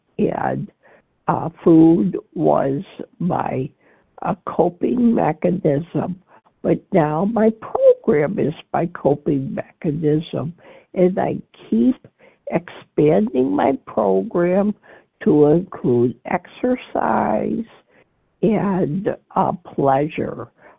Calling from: Illinois, United States; I'm calling from Illinois.

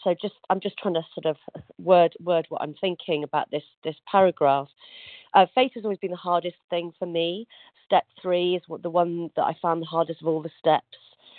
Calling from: Yorkshire and the Humber, United Kingdom; From North Yorkshire in the UK.

